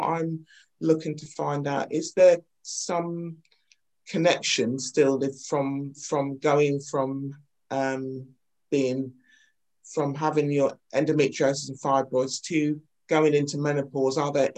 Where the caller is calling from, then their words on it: London, United Kingdom; I'm coming in from Northwest London.